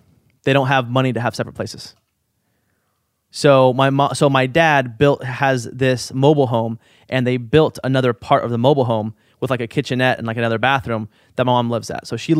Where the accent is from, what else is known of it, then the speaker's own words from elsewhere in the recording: Portland, Oregon, United States; Portland, Oregon.